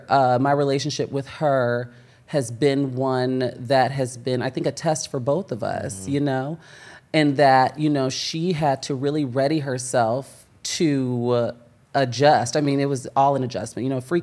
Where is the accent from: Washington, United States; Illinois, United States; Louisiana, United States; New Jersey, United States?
Illinois, United States; Chicago; moved away as an adult; also born or lived in Oklahoma; now in Los Angeles, United States; So I'm originally from Chicago. Okay. Shout out to Chicago. Well, a suburb right outside of Chicago, but I always say Chicago because I can see the Sears Tower from my house.